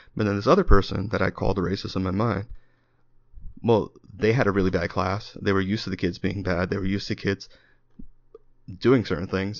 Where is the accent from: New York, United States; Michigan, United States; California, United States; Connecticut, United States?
New York, United States; New York City; I grew up in New York, I grew up in the Bronx